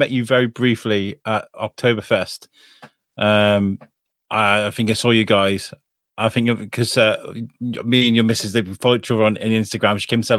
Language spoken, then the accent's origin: English; Wrexham, Wales, United Kingdom; also born or lived in Telford / Shrewsbury; I'm originally from Telford, born in Shrewsbury Hospital, but I'm originally from Telford, grew up in Wrexham.